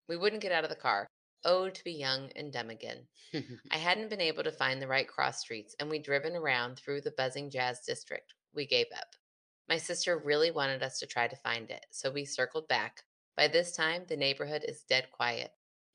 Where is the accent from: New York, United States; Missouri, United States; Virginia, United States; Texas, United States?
Missouri, United States; Kansas City; I'm from Kansas City, and in addition to our Chiefs, heyo, our barbecue and our cameo in The Last of Us, we have a pretty fascinating story.